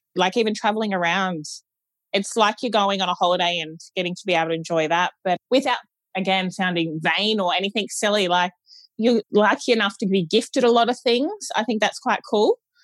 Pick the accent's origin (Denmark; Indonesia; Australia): Australia; Gold Coast, Queensland; I'm from the Gold Coast